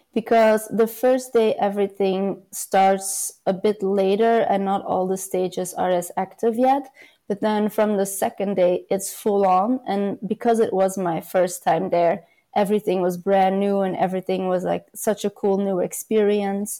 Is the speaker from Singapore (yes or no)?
no; Belgium; mostly in Belgium, my home country